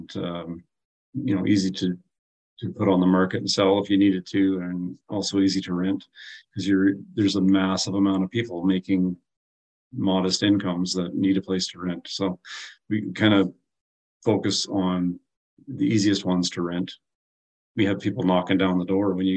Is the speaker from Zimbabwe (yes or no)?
no; Prince George, British Columbia, Canada; moved away as an adult; now in Kamloops, Canada; we born and raised in Prince George, lived there for most of our lives until 8 years ago, we moved to Kamloops.